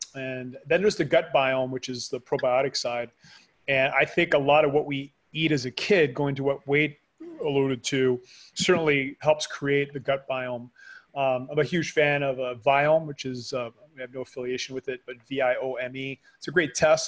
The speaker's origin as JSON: {"language": "English", "country": "Canada", "moved": "yes", "lives_now": "Panama", "said": "I am a Canadian living in Panama"}